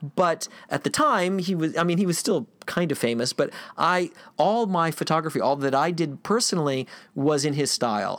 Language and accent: English; Gainesville, Florida, United States; I grew up in Gainesville, Florida